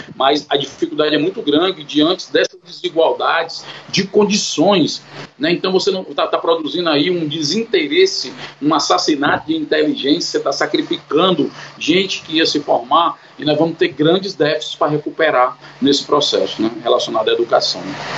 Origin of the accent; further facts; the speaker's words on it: Fortaleza, Ceará, Brazil; Eu sou aqui de Fortaleza, Ceará